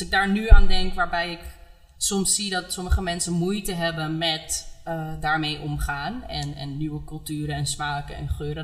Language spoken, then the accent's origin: Dutch; Amsterdam, North Holland, Netherlands; Ik ben opgegroeid in Amsterdam Oud-West.